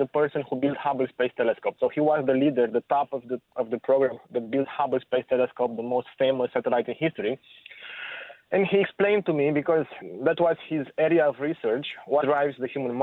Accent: Romania; moved away; I grew up in Romania during the last years of communism

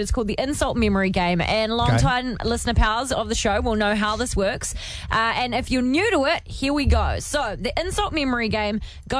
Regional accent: Canterbury, New Zealand; we're bred hard down in Canterbury, mate.

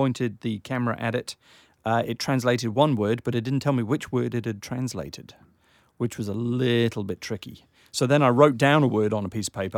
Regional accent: Wales, United Kingdom; now in New Zealand; I grew up in Wales

